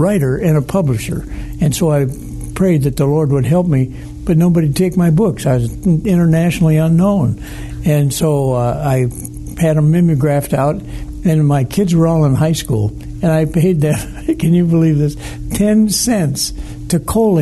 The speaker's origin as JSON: {"language": "English", "town": "Detroit", "region": "Michigan", "country": "United States", "tie": "born or raised there", "said": "I grew up in Detroit"}